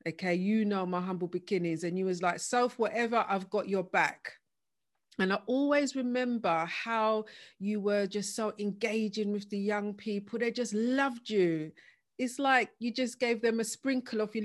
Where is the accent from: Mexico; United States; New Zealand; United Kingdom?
United Kingdom; London; Big up East London, because me too as well. East, every day.